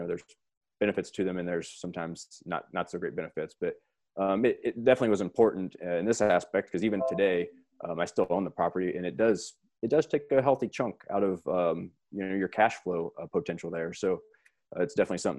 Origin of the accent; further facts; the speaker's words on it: Northeast Missouri, United States; now in Colorado, United States; my hometown. It's a small rural community in Northeast Missouri